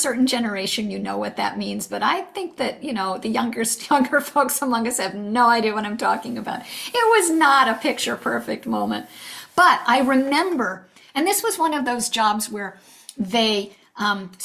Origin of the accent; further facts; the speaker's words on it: New England, United States; moved away; also born or lived in California; We decided to move back east, which is where I'm from. I'm from New England